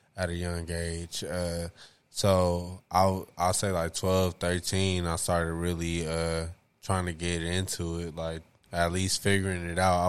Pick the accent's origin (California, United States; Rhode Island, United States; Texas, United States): California, United States; Compton; growing up in Compton